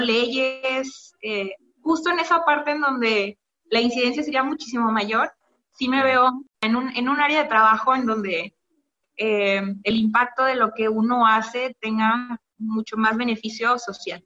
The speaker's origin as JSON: {"language": "Spanish", "region": "Quintana Roo", "country": "Mexico", "tie": "born or raised there", "said": "yo nací en Quintana Roo, pero mi familia es de origen veracruzano y oaxaqueño."}